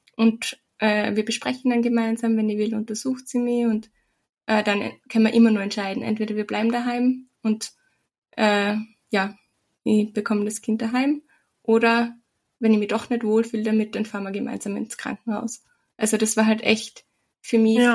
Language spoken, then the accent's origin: German; Austria; bei uns in Österreich